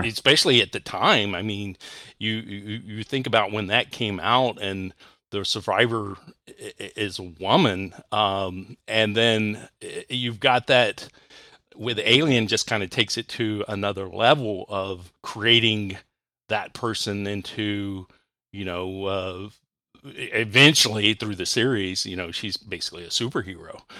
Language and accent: English; Texas, United States; now in Ohio, United States; I was born in Texas and grew up in Texas